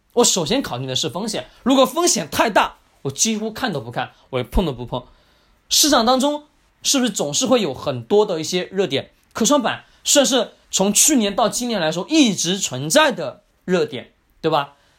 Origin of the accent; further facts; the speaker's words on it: China; 我们中国人